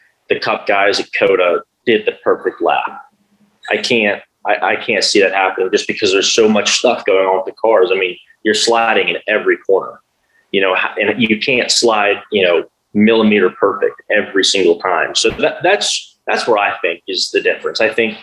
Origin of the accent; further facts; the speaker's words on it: United States; Being an American over there